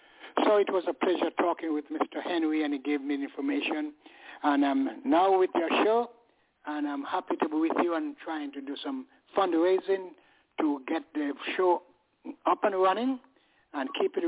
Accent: England, United Kingdom; now in United States; When I moved here from England, I was keeping up with the game and all that in England. I played for a club there

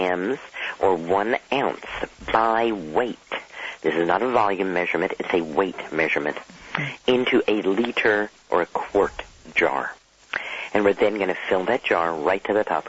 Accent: Dallas, Texas, United States; I grew up in Dallas, Texas

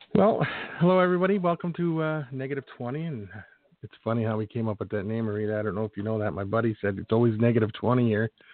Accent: Philadelphia, Pennsylvania, United States; moved away as an adult; also born or lived in Phoenix, Arizona; I was born and raised in Philadelphia

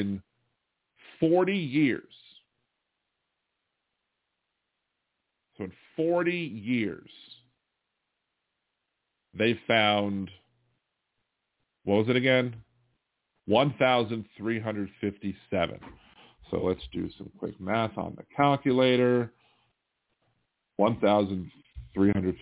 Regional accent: Maryland, United States; moved away; also born or lived in Delaware; I'm born in Delaware, but I'm from Maryland. I was raised in Maryland

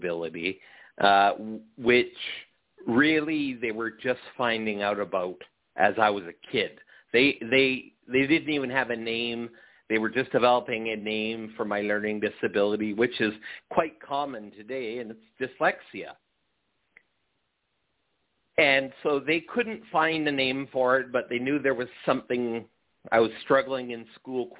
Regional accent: St. Catharines, Ontario, Canada; I grew up outside of Niagara Falls in a little city called St. Catharines

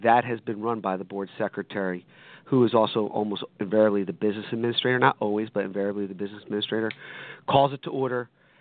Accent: Hamilton, New Jersey, United States; I am from Hamilton, blueberry capital of the world

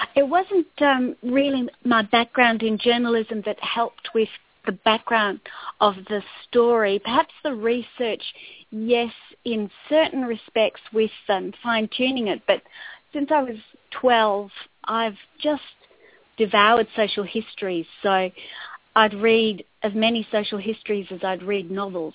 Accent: Adelaide, South Australia, Australia; moved away as an adult; also born or lived in Botswana; I was a journalist for a number of years on the Adelaide Advertiser, my hometown

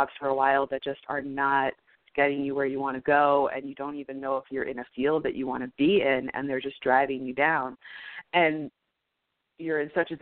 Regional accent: New York City, New York, United States; I am also from New York City

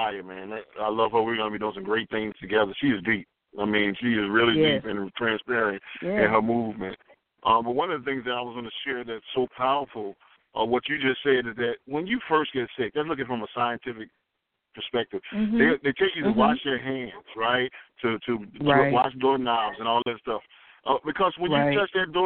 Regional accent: Southeast, United States; I'm from the Southeast

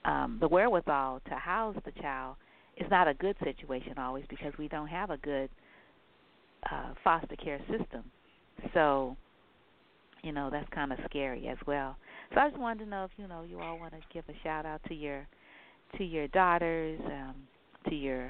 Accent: New Orleans, Louisiana, United States; moved away; I'm from Louisiana, from New Orleans, and Magnolia is our state flower.

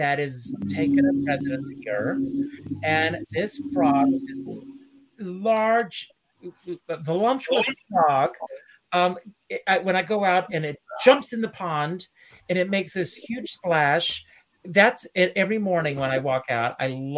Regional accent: Myrtle Beach, South Carolina, United States; I grew up in Myrtle Beach, South Carolina

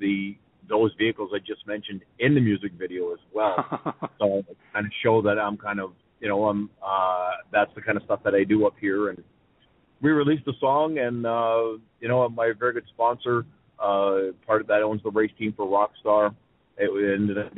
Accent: Sudbury, Ontario, Canada; my hometown of Sudbury

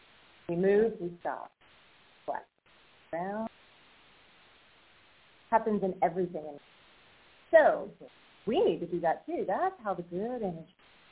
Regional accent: Atlanta, Georgia, United States; I've been here. I'm from Atlanta.

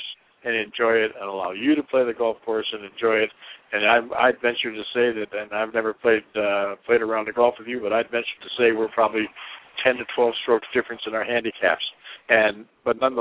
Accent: Michigan, United States; now in Arizona, United States; you and I both grew up in Michigan

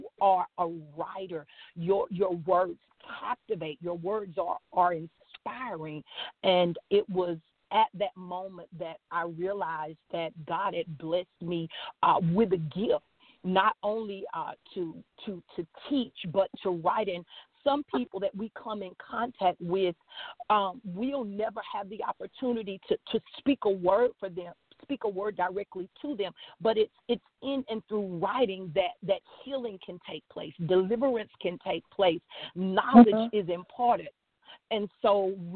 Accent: Louisiana, United States; I am from Louisiana. I live in Ponchatoula, Louisiana

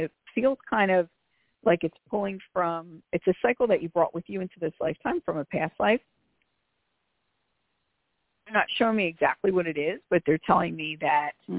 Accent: Philadelphia, Pennsylvania, United States; I am from Philly, so I speak rather quickly

